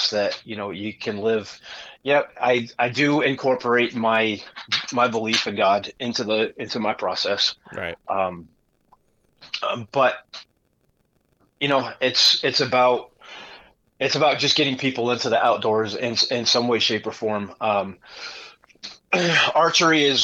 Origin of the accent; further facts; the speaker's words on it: Connecticut, United States; moved away as an adult; now in Missouri, United States; I grew up in Connecticut